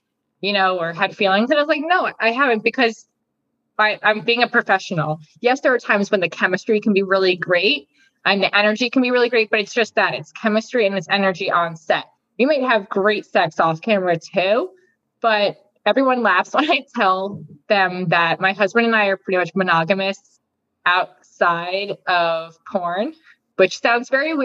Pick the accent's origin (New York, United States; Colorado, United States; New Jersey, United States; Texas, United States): New Jersey, United States; moved away; also born or lived in Arizona; I'm from Jersey.